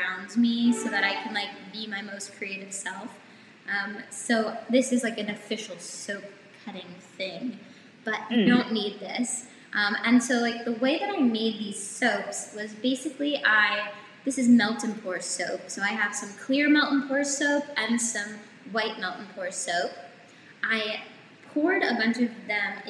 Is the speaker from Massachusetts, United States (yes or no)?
yes; Somerville, Massachusetts, United States; I'm from just outside Boston, a city called Somerville, so we have a subway.